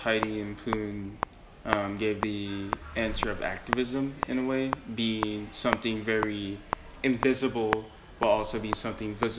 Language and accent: English; United States; as an American